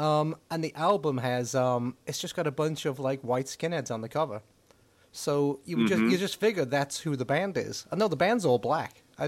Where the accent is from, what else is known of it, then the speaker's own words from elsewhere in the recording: England, United Kingdom; growing up in England